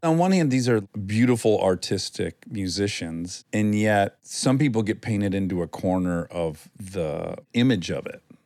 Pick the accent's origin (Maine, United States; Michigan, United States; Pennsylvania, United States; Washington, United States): Michigan, United States; Milford; moved away; I grew up in Michigan